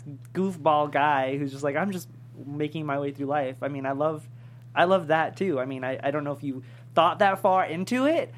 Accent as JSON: {"language": "English", "region": "New York", "country": "United States", "said": "I'm from New York."}